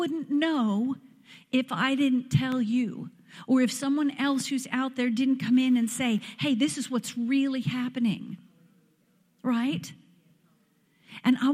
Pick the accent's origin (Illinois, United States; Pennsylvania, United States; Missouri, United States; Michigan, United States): Pennsylvania, United States; moved away as an adult; now in Tennessee, United States; It is so good to be home where the accent is one that I understand